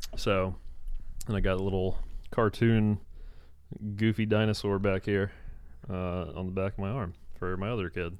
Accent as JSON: {"language": "English", "region": "Virginia", "country": "United States", "said": "I'm from Virginia"}